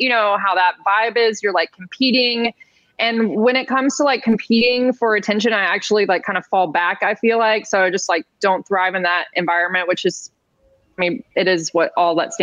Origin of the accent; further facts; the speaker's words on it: Nashville, Tennessee, United States; moved away as an adult; also born or lived in Los Angeles; I grew up in Nashville, and I moved to L.A. when I was 18 to go to acting school